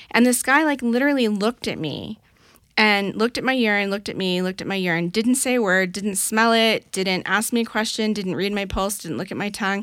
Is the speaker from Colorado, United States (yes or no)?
yes; Colorado, United States; moved away as an adult; also born or lived in East Coast; I grew up in Colorado